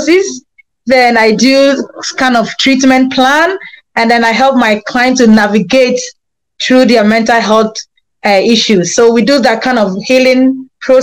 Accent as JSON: {"language": "English", "country": "Ghana", "moved": "as an adult", "lives_now": "Grand Forks, United States", "said": "I'm from Ghana, but I've been a resident in Grand Forks, North Dakota, for the past 7 years."}